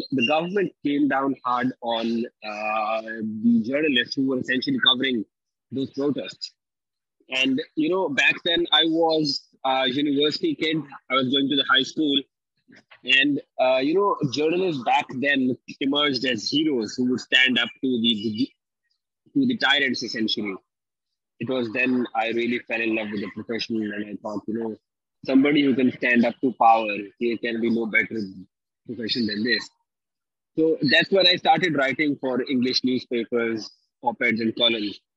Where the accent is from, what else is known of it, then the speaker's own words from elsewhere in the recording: Pakistan; I'm from Pakistan.